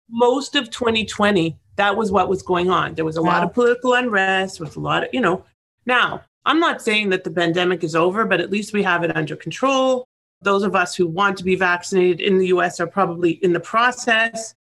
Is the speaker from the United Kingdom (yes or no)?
no; Toronto, Ontario, Canada; moved away as an adult; also born or lived in Israel; now in Florida, United States; be in Toronto, my hometown, be in Israel, my homeland, be in Florida, where my home is